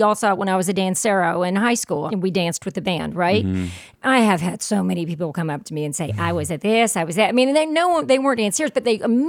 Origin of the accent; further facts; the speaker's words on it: the South, United States; I'm from the South.